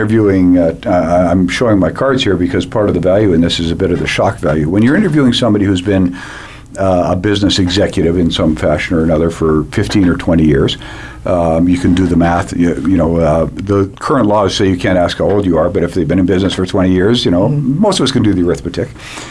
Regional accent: Canada; and I was this dweeb from Canada.

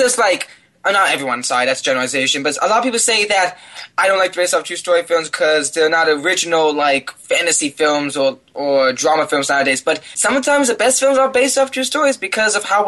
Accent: Washington, United States; I grew up in Washington, so I grew up a lot of on the coast side

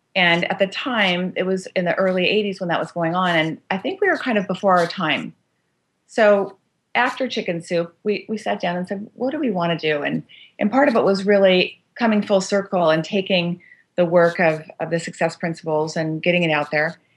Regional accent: Los Angeles, California, United States; growing up in Los Angeles, born and raised

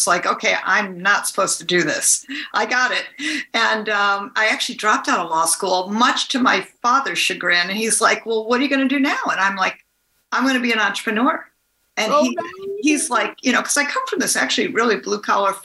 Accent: Detroit, Michigan, United States; now in California, United States; I grew up in Detroit, Michigan, suburb of Detroit.

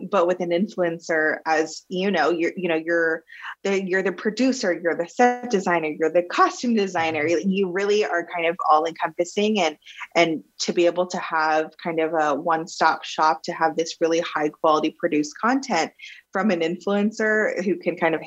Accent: Plano, Texas, United States; moved away as an adult; I was born and raised in Plano, Texas

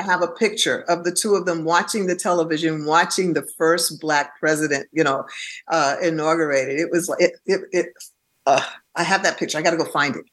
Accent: New York City, New York, United States; also born or lived in Bronx; I was born in Harlem Hospital, and uh, and my parents stayed in Harlem up until I was about eleven or 12 mm-hmm. Then they purchased a home in the Bronx

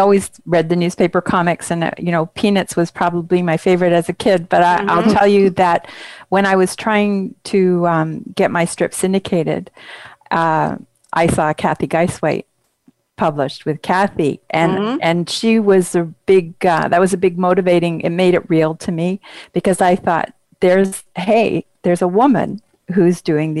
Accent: Canada; And that, for me as a Canadian

